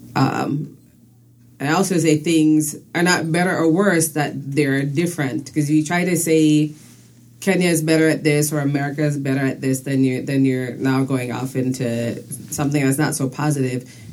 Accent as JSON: {"language": "English", "country": "U.S. Virgin Islands", "tie": "born or raised there", "also_born_or_lived": "Saint Vincent and the Grenadines", "moved": "yes", "lives_now": "United States", "said": "I was born on the island of St. Vincent and the Grenadines. Okay. And about age eight, my family moved to the U.S. Virgin Islands, first to St. Croix and then to St. Thomas."}